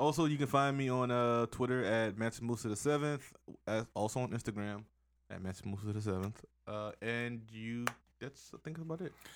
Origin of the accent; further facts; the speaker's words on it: United States; I'm American